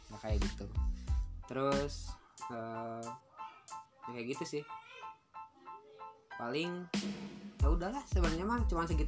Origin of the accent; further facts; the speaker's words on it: Padang, West Sumatra, Indonesia; orang Padang Landang cie ah, ya kayak gitu saya ikutan simak UI